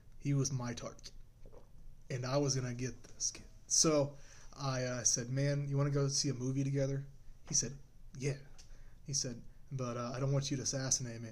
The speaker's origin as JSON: {"language": "English", "country": "United States", "said": "we're American"}